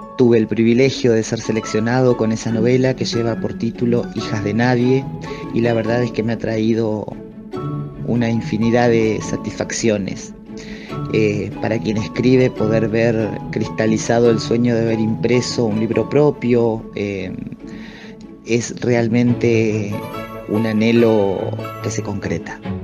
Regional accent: José de San Martín, Chubut, Argentina; now in Esquel, Argentina; soy de José de San Martín en la provincia de Chubut

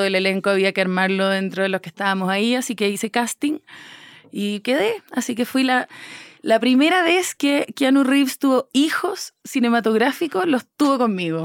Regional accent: Chile; moved away as an adult; now in Mexico City, Mexico; yo soy chilena, estoy radicada en México hace cuatro años, pero soy chilena

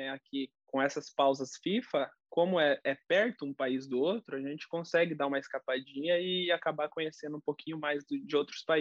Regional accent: Curitiba, Paraná, Brazil; Você é de Curitiba, né? Sou de Curitiba. É, eu fiz toda a reabilitação lá.

